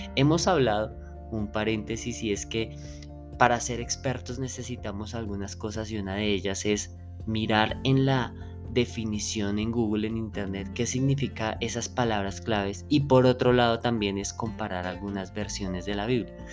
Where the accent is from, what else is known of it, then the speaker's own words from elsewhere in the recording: Colombia; como lo decimos en Colombia